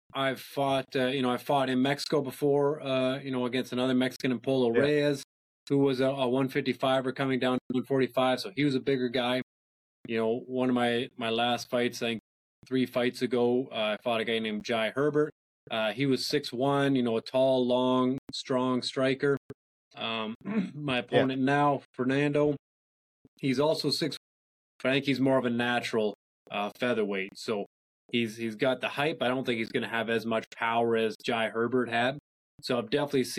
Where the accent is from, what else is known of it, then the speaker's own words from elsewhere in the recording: Huntsville, Ontario, Canada; I was born and raised in Huntsville up in Muskoka